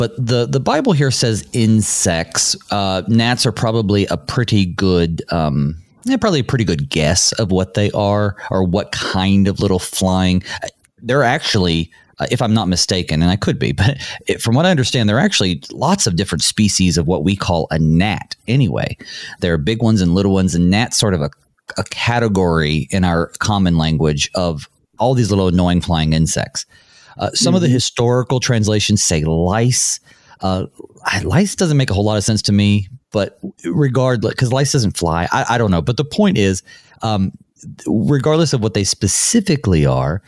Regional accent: North Carolina, United States; moved away; also born or lived in Minnesota; I'm also from the South. I'm from North Carolina.

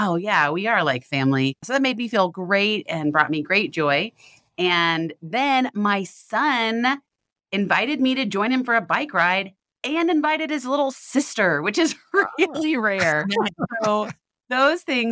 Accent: the Bible Belt, United States; I grew up in the Bible Belt

